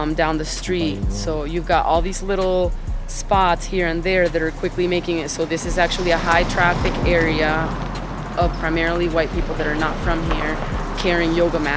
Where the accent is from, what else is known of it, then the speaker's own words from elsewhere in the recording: Venezuela; also born or lived in Miami / South Florida; now in New Orleans, United States; I'm from Venezuela